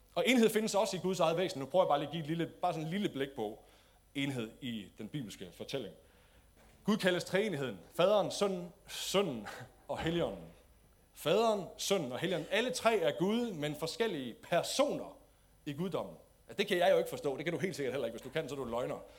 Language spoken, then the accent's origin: Danish; Denmark; som danskere